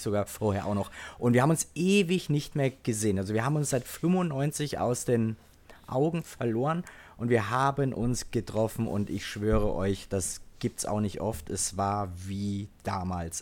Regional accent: home village near Dillenburg, Hesse, Germany; war am Bahnhof in Dillenburg in Hessen. Das war so zehn Kilometer, zwölf Kilometer von meinem Heimatdorf entfernt

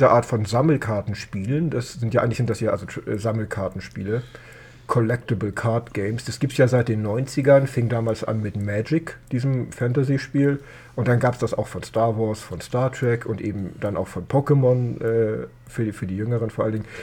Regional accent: Hamburg, Germany; Ich, ich komme doch auch aus dem Stadtteil.

